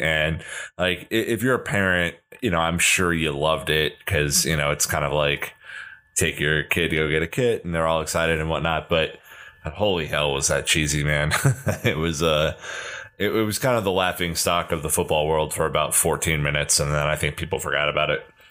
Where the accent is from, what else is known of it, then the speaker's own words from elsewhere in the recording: United States; being the American